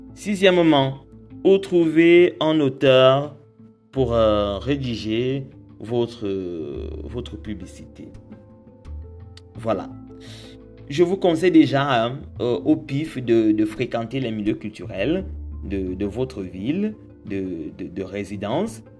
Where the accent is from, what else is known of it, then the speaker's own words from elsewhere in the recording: Cameroon; je suis camerounais